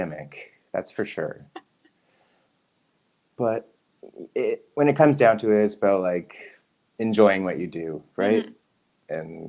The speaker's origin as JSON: {"language": "English", "country": "Canada", "also_born_or_lived": "Burlington, Ontario", "said": "I'm …. I'm in Burlington, Ontario in Canada. That's about an hour away from Niagara Falls, New York."}